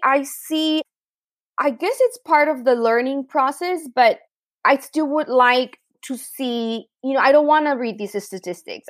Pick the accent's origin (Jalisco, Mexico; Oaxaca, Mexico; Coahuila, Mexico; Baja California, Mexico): Baja California, Mexico; Tijuana; also born or lived in San Diego; I grew up in Tijuana, Mexico, which is a pretty unique experience